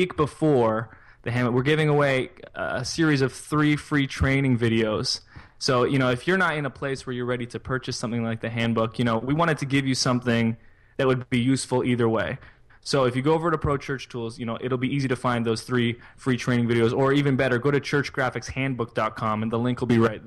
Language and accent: English; Canada; I'm Canadian.